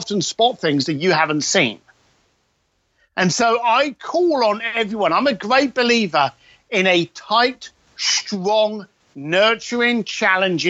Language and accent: English; London, United Kingdom; I'm a bricklayer from East London that rides around on motorcycles and drinks too much whiskey